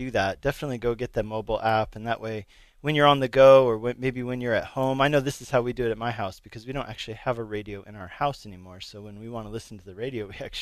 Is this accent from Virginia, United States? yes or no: no; Arvada, Colorado, United States; moved away as an adult; also born or lived in Hungary / Longmont, Colorado; I grew up in Arvada, and I went to high school in Arvada